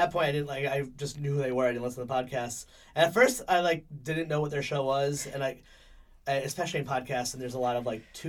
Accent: Meriden, Connecticut, United States; I'm from Meriden.

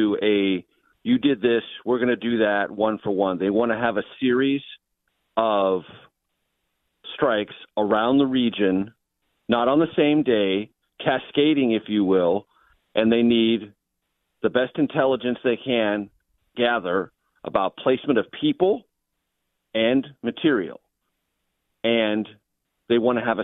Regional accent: San Diego, California, United States; I grew up in San Diego

